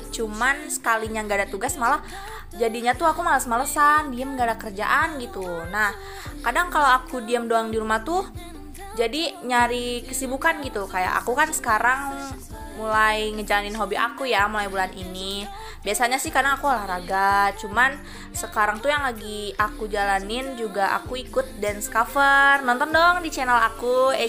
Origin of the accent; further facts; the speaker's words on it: Bandung, West Java, Indonesia; padahal kan aku orang Bandung ya jadi nggak bisa ke sana gitu